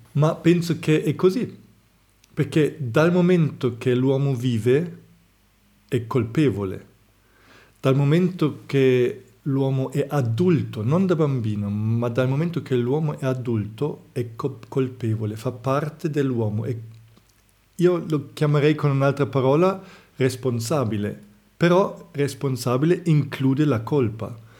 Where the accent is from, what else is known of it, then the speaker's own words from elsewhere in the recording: Germany; moved away; io vengo dalla Germania